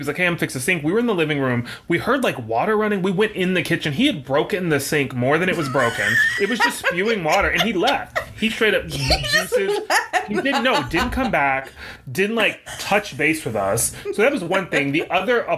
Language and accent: English; the South, United States; I grew up in the South